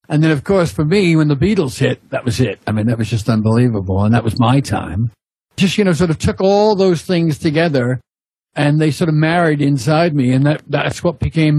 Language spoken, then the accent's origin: English; Long Island, New York, United States; moved away as an adult; now in Sussex, United Kingdom; I come from Long Island, New York. I grew up in the 50s and 60s.